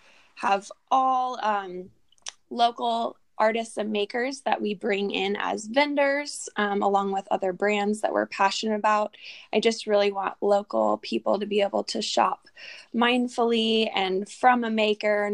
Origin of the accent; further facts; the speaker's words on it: Garden Valley, California, United States; also born or lived in Placerville, California; I was born in Placerville, grew up in Garden Valley, and now I found myself back in Placerville.